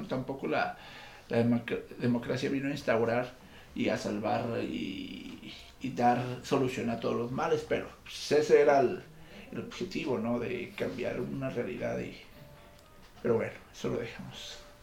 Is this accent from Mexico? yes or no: yes; Mexico; la idiosincrasia del mexicano, de nosotros como mexicanos